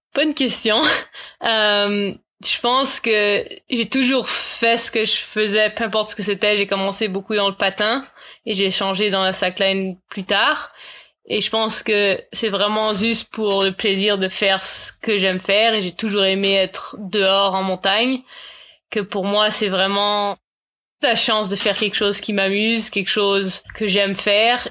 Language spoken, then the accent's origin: French; Nelson, British Columbia, Canada; also born or lived in Vancouver; J'ai grandi à Nelson, mais je suis repartie à Vancouver pour le patin originalement